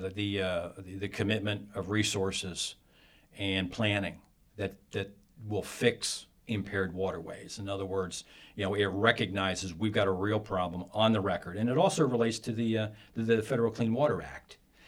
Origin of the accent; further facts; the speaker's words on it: Pennsylvania, United States; I'm from Pennsylvania